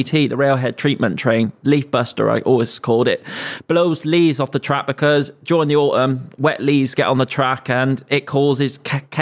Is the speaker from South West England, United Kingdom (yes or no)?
yes; Gloucester, South West England, United Kingdom; accent: Gloucester; my Gloucester accent